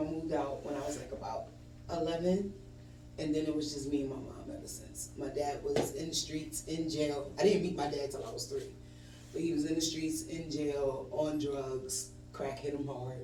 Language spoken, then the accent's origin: English; New York City, New York, United States; moved away as an adult; now in Atlanta, United States; I'm originally from Brooklyn, New York.